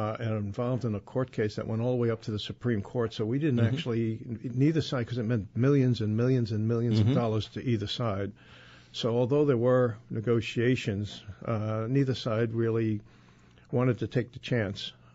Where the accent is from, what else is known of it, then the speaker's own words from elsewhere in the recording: New York City, New York, United States; when I was brought up in South Ozone Park, I could go out and play punch ball out on the street